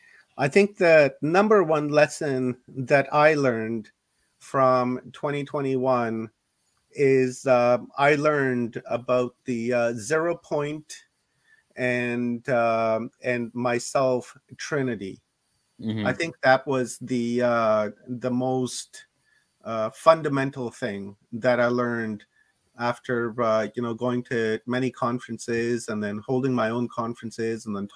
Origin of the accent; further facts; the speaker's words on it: Canada; yeah, I'm a Canadian citizen anyhow, so you know they can't bother me all that much